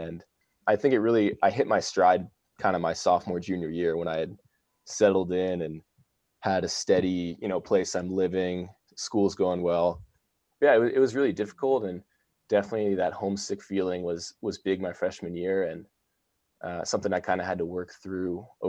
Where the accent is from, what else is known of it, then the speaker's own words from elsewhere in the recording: Virginia, United States; I grew up in Virginia and my whole family lives in Texas now.